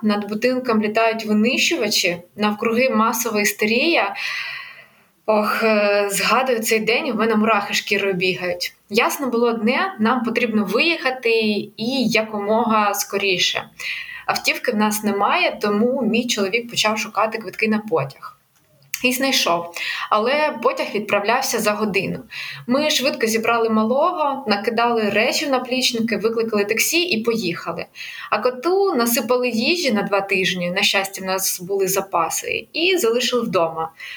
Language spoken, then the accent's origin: Ukrainian; Kyiv, Ukraine; moved away as an adult; я з Києва